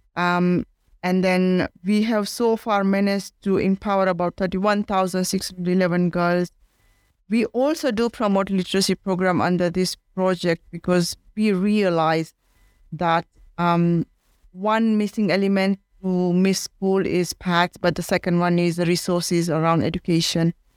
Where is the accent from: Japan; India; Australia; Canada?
India; now in Kenya; I am from India and I am in Kenya